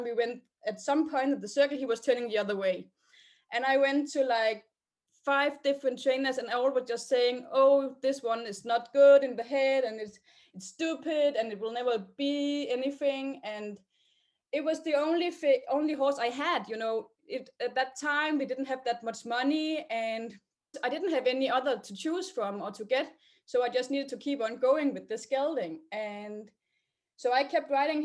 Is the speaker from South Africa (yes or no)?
no; Denmark; I'm 26 years old and I'm from Denmark